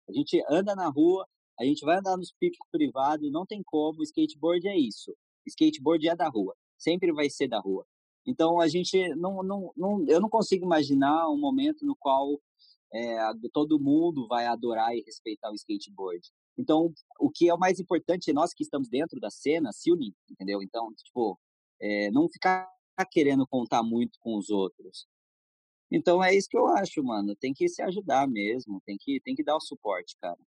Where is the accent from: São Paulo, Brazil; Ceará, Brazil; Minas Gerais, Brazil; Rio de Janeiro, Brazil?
São Paulo, Brazil; Jacareí; a gente é de Jacareí, né? Eu nasci em Jacareí